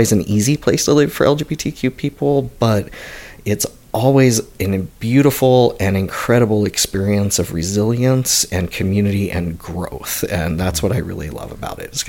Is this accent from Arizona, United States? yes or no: yes; Mesa, Arizona, United States; I grew up here in Mesa, Arizona